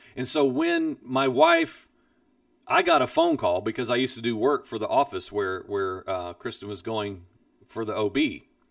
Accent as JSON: {"language": "English", "region": "Midwest", "country": "United States", "tie": "born or raised there", "said": "I grew up in the Midwest"}